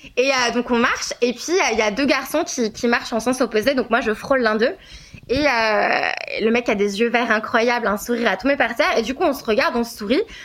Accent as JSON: {"language": "French", "country": "France", "said": "je suis française"}